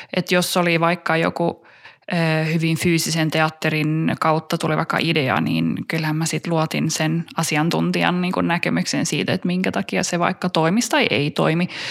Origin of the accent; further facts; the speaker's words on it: Stockholm, Stockholm County, Sweden; first language Finnish; mä oon syntynyt ja kasvanut kielivähemmistö Tukholmassa niin kuin suomen kielisenä